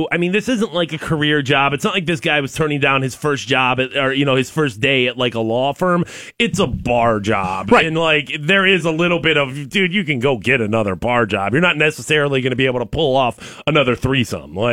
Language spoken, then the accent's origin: English; Garfield Heights, Ohio, United States; I was born in Garfield Heights.